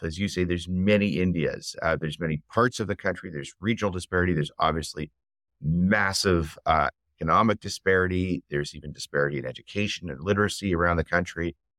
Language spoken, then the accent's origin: English; Canada; I'm Canadian